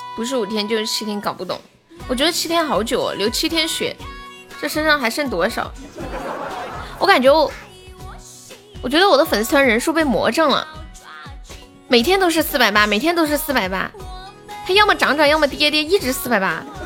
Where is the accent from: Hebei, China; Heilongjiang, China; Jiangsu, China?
Heilongjiang, China; Harbin; 我东北哈尔滨的